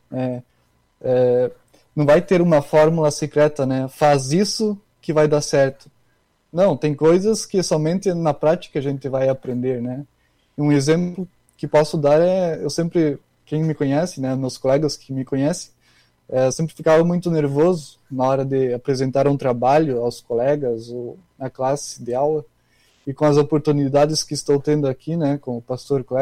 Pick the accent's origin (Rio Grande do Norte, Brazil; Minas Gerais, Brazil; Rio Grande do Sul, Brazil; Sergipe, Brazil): Rio Grande do Sul, Brazil; Cândido Godói; moved away as an adult; now in Canoas, Brazil; eu sou da região das Missões, né, perto de Santa Rosa, perto lá da, da cidade do Christian Prive. Só que a cidade é Cândido Godói, né, é uma cidade pequena, 5 mil habitantes.